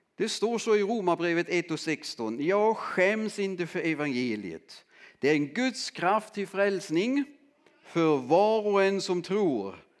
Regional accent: Southern Germany, Germany; accent: German; Swedish is a second language; also born or lived in Landskrona, Sweden; now in Lönsboda, Sweden; jag är född i Tyskland och uppväxt eh, i södra Västtyskland som det då hette

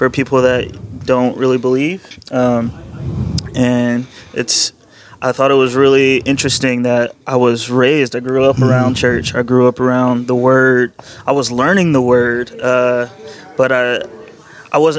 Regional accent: North Carolina, United States; also born or lived in Detroit, Michigan; Born in Detroit. I did my later years of school in North Carolina.

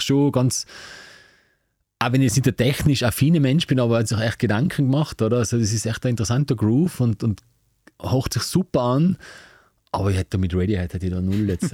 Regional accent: Tyrol, Austria; bei uns in Tirol

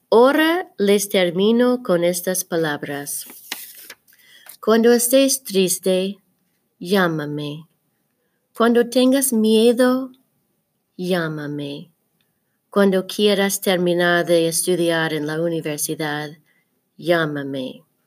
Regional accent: Diamond, Missouri, United States; Aunque yo llevo la sangre de California, la tierra de mi madre y de mi padre, yo soy de Misuri. Y yo soy de Diamond

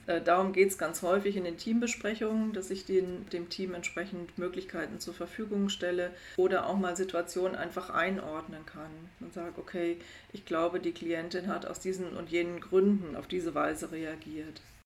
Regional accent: Germany; bei uns in Deutschland

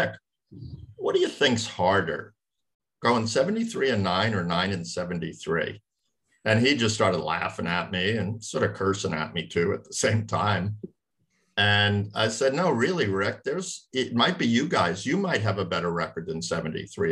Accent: East Coast, United States; I grew up on the East Coast

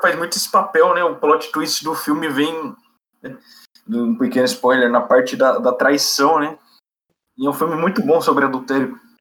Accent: Brazil; nós brasileiros

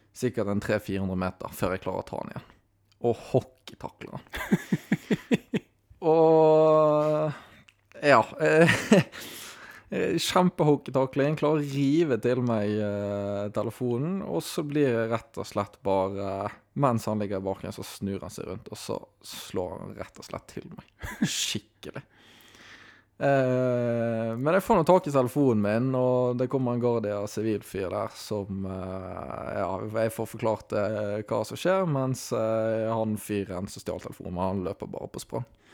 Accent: Bergen, Vestland, Norway; Jeg burde jo inkludert meg mye mer som bergenser

